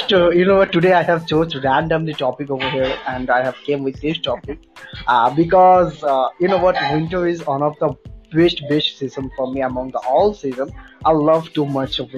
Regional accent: West Bengal, India; uh, i'm from west bengal and uh, yeah i'm a still student

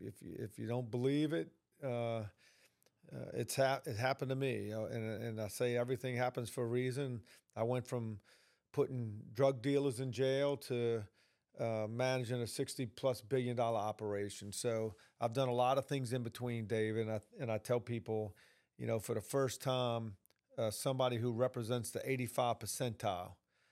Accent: New Orleans, Louisiana, United States; Look, I'm originally from New Orleans. You can tell by this little country accent I have.

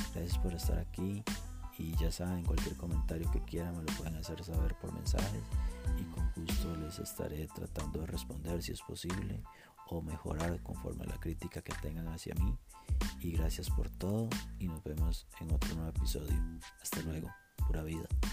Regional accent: Costa Rica; Tengo veintiséis años, soy de Costa Rica.

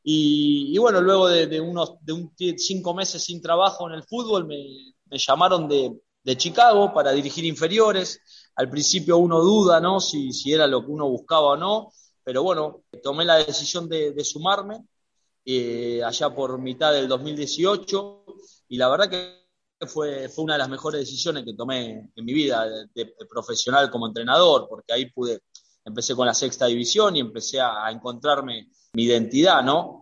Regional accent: Argentina; acá en mi país

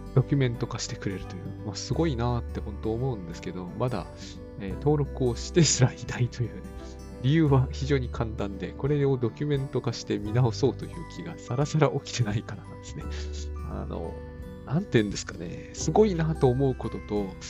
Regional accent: Sendai, Miyagi, Japan; moved away; 私の実家だって仙台ですから、同じ東北なんだけど

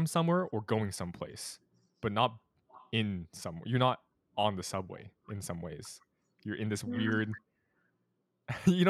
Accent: California, United States; now in Boston, United States; I'm from California

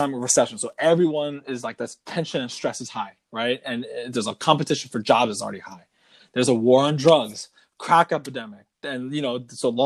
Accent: Virginia, United States; moved away as an adult; also born or lived in New York; now in Maryland, United States; I'm from the great Commonwealth of Virginia

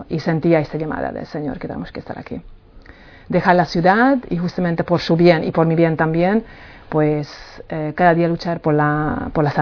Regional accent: Palma de Mallorca, Balearic Islands, Spain; Nosotros somos de Palma de Mallorca y claro, ahí pues eh, hay muchísima gente en la calle, mucho sol, mucho turismo

